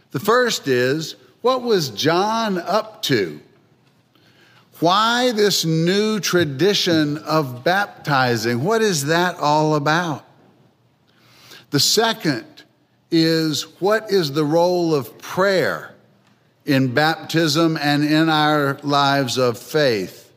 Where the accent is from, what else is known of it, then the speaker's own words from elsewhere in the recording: Philadelphia, Pennsylvania, United States; also born or lived in North Carolina; Well, I come from Philadelphia, although my accent probably doesn't sound like it, having spent most of my 60 years in North Carolina.